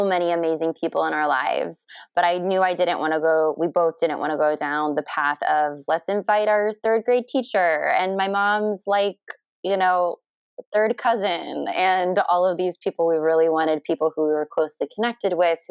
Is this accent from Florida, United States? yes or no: yes; Kissimmee, Florida, United States; moved away as an adult; also born or lived in Philadelphia; now in San Diego, United States; I'm from the area originally. I grew up in Kissimmee, where Disney is